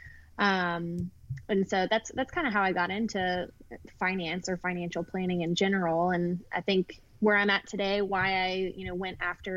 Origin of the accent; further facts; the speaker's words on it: Atlanta, Georgia, United States; I am born and raised in Atlanta, Georgia. Never really left.